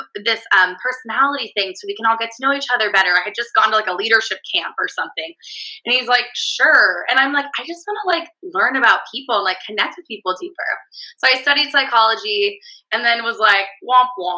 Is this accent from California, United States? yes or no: yes; California, United States; accent: California accent; valley girl; my California accent